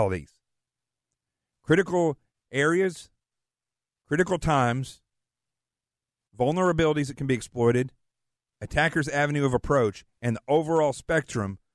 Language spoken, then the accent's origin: English; Arkansas, United States; moved away; I'm from Arkansas